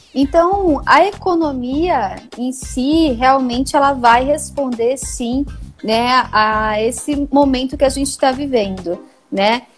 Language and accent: Portuguese; Maringá, Paraná, Brazil; moved away as an adult; now in São Paulo, Brazil; Eu sou de Maringá, né? Sou nascida em Maringá